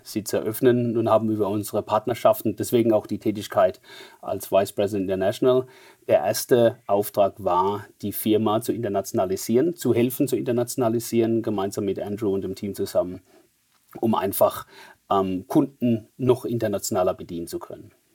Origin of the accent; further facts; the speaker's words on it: Mannheim, Baden-Württemberg, Germany; accent: Mannheimer Dialekt; wie man leicht an meinem Dialekt hört, ähm, sehr stark integriert in Deutschland, sodass wir sogar Dialekt, Mannheimer Dialekt sprechen